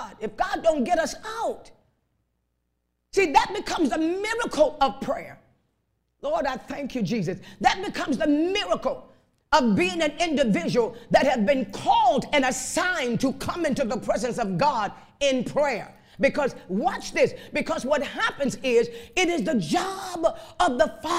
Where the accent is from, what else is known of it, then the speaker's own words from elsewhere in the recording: Chicago, Illinois, United States; I was raised up in Chicago on the west side